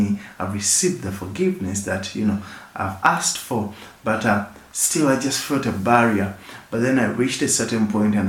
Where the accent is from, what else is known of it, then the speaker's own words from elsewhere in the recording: Uganda; I come from Uganda and I work with Rock Projects Uganda